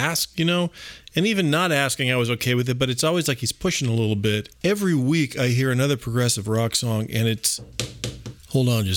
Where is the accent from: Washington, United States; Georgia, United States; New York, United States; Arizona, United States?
Arizona, United States; when I grew up in Arizona